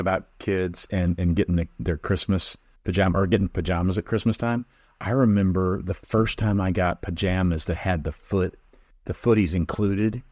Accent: Illinois, United States; moved away; I was from Illinois

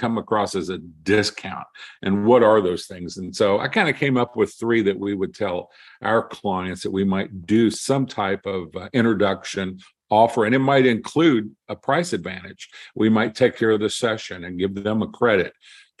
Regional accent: Kentucky, United States; I am from Kentucky

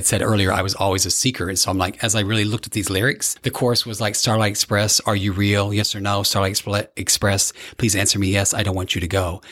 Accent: Evansville, Indiana, United States; grew up in Evansville, Indiana, which is right on the border of Kentucky. Very southern Indiana

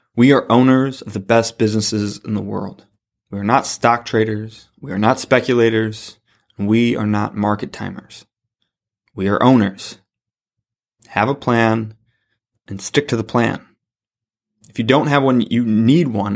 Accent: La Crosse, Wisconsin, United States; I'm from La Crosse, Wisconsin, so we have Quick Trip here.

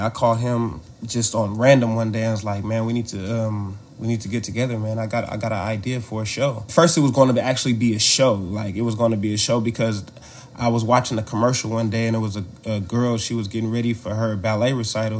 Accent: Oakland, California, United States; also born or lived in Louisiana; we grew up in Oakland, so diverse since elementary school

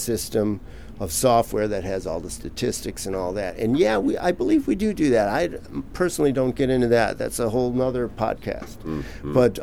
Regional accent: Milwaukee, Wisconsin, United States; now in Los Angeles, United States; I'm originally from Milwaukee, Wisconsin

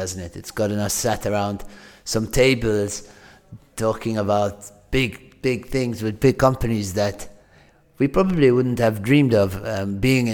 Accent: Malta; moved away as an adult; also born or lived in Manchester, United Kingdom; I grew up in Malta, but when I was 18, I finished school, went to study at the University of Manchester

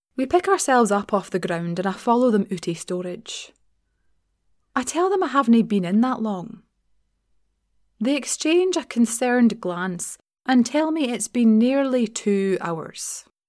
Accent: Glasgow, Scotland, United Kingdom; moved away; in my hometown, essentially, which isn't really hometown considering it's Glasgow.

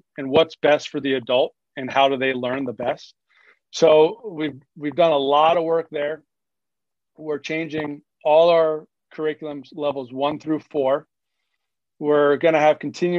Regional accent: Georgia, United States; moved away; also born or lived in Long Island, New York; growing up in Georgia, three rinks, some were 25 to 45 minutes away or longer. But born in Long Island

